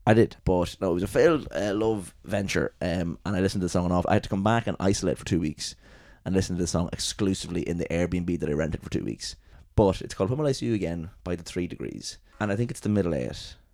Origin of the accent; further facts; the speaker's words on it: England, United Kingdom; I am from England and in England right now.